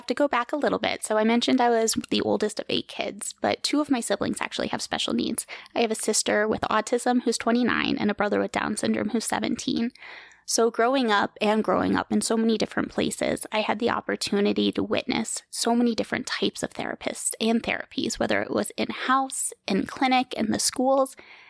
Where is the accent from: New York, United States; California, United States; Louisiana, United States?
New York, United States; also born or lived in Germany / Virginia / Colorado / Kansas; So I was born in Germany. I've lived in New York, Virginia, Colorado, Kansas, Oklahoma. But I truly do call New York my home just because we lived there for so long in the Hudson Valley.